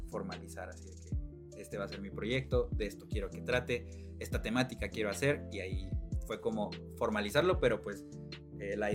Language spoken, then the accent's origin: Spanish; Mexico; justamente mi proyecto que se trate de retomar algo tan mexicano, este, o algo que, me, identifica mucho con, con mi tierra.